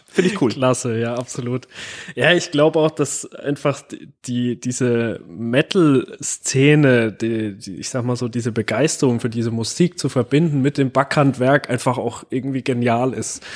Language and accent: German; Gerolzhofen, Bavaria, Germany; ich komme aus Gerolzhofen